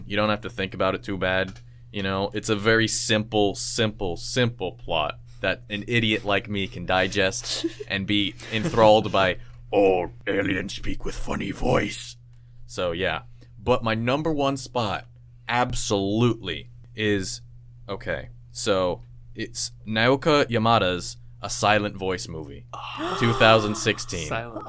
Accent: Boston, Massachusetts, United States; In sign language, because I'm from Boston.

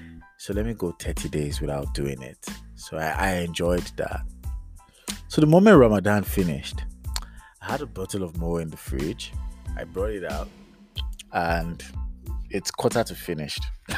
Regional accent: United Kingdom; accent: British; moved away as an adult; coming out of the aircraft from the UK with my British accent and, you know, in it. Giza, oi, what's going on, mate? Kind of self. So I landed in Lagos.

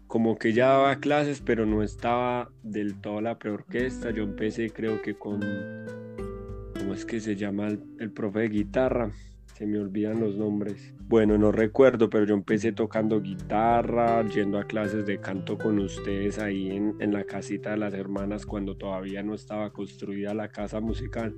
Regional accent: Colombia

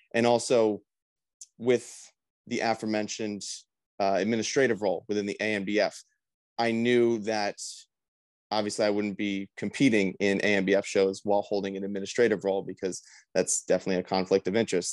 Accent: Mays Landing, New Jersey, United States; my hometown in Mays Landing, New Jersey

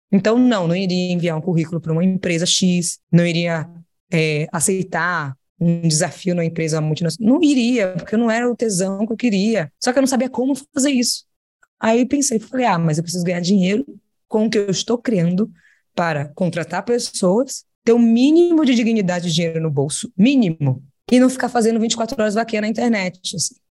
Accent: Salvador, Bahia, Brazil; eu sou de Salvador e nasci no bairro chamado Nordeste de Amaralina

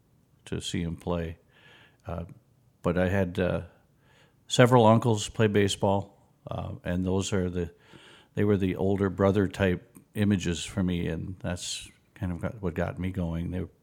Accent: St. Joseph, Minnesota, United States; also born or lived in Alaska; Well, I'm from St. Joseph. I grew up on a lake. Then we moved into town from Kramer Lake when I was about 6 years old.

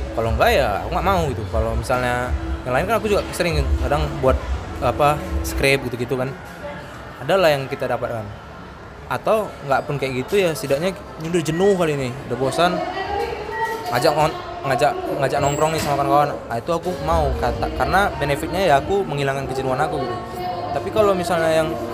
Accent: Pekanbaru, Riau, Indonesia; also born or lived in Medan; aku asli pekanbaru aku lahir di Medan dari kecil memang udah tinggal di Pekanbaru ya udah sampai sekarang di Pekanbaru

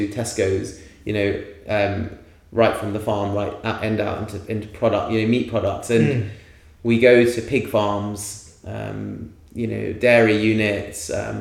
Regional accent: London, United Kingdom; I grew up in a city. I grew up in London.

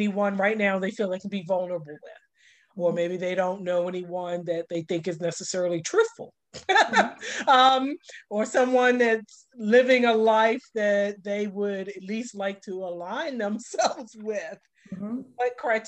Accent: Baltimore, Maryland, United States; I'm a Baltimore City girl. And still today, I still claim my city

